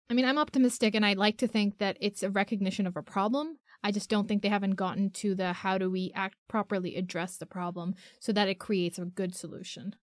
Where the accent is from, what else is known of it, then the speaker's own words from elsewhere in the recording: Pakistan; I'm a Pakistani girl.